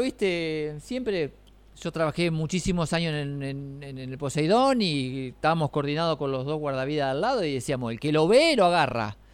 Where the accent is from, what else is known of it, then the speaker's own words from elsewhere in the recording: Quequén, Buenos Aires Province, Argentina; moved away as an adult; now in Necochea, Argentina; Yo fui toda la vida y me crié en Quequén, pero cuando, bueno, ya tengo más años de casado, cuando me casé me vine para acá